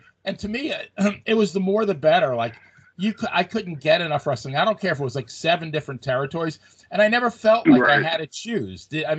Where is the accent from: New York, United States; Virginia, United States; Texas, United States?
New York, United States; Long Island; I grew up on Long Island.